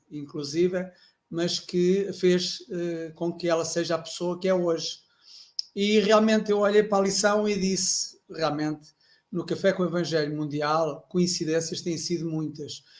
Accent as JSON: {"language": "Portuguese", "town": "Castelo Branco", "region": "Centro", "country": "Portugal", "tie": "born or raised there", "said": "Eu nasci em Castelo Branco"}